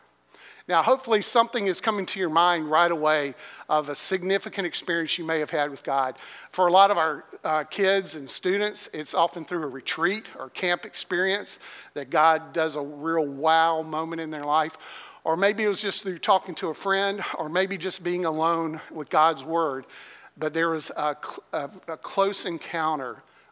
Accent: Greensboro, North Carolina, United States; North Carolina, which was where I grew up in Greensboro, North Carolina

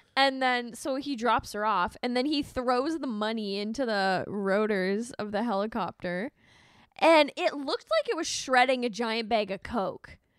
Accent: Alberta, Canada; growing up in Alberta because we have a lot of lakes and lots of freezing

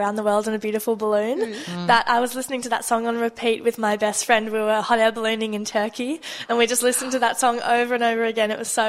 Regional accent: Jakarta, Indonesia; Oh, I've been, well, since I was tiny, I grew up in Jakarta when I was like 1 year old. My mum, because they were expats living overseas.

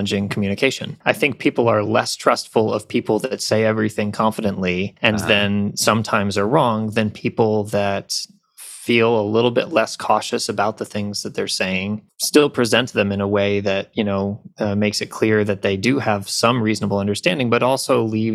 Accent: upstate New York, United States; now in Atlanta, United States; grew up in upstate New York

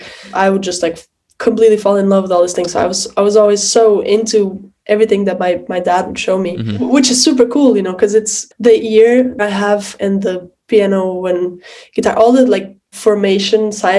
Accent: Lisbon, Portugal; moved away as an adult; also born or lived in Boston; I was born in Lisbon, yes.

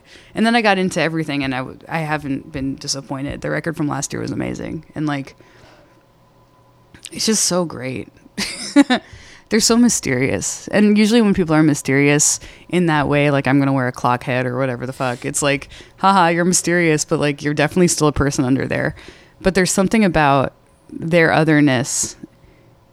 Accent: Boston, Massachusetts, United States; I'm from Boston.

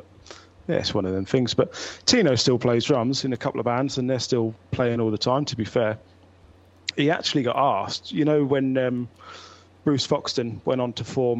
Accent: Bradford, Yorkshire and the Humber, United Kingdom; So, it's …. We're from Bradford.

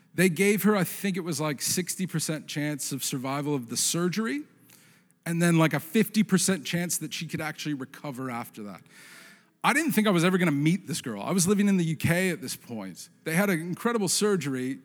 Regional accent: Portland, Oregon, United States; I grew up in the Portland area.

